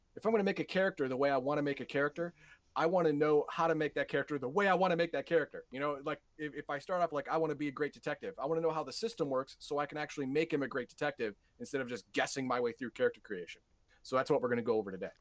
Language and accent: English; United States; I'm an American